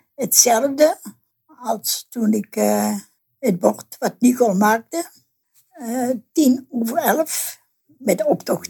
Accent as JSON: {"language": "Dutch", "region": "North Brabant", "country": "Netherlands", "moved": "as an adult", "lives_now": "Geleen, Netherlands", "said": "Ik kom uit Brabant, ja. Maar in mijn dorp in Westwijk hadden ze ook een Karmelietenklooster"}